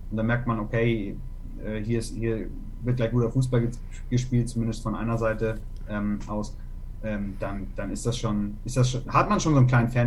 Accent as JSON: {"language": "German", "region": "Hamburg", "country": "Germany", "tie": "born or raised there", "said": "Ja, ich bin äh, in Hamburg aufgewachsen, also mhm. also ich bin auch in Hamburg geboren."}